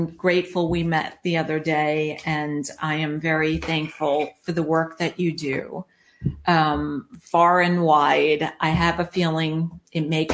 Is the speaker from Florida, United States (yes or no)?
no; Long Island, New York, United States; also born or lived in Charlotte, North Carolina; now in Orange County, United States; growing up on Long Island, which is extremely flat, then moving to Charlotte, North Carolina, which is extremely flat